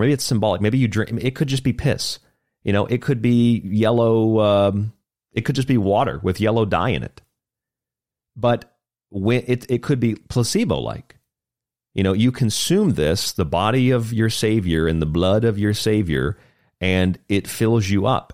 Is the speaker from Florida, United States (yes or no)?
yes; Florida, United States; Saint Augustine, Florida, actually, my home state